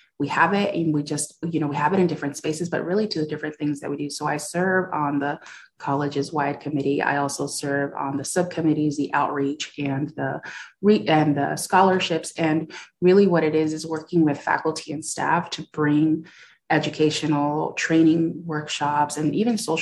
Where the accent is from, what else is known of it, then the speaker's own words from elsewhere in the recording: California, United States; moved away as an adult; also born or lived in Iowa; I'm from California